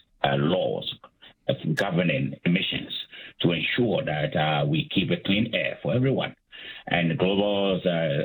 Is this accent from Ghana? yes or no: yes; Ghana; moved away as an adult; also born or lived in United States / Calgary, Canada; I'm from Africa. I'm from Ghana. I did my undergraduate studies in Ghana.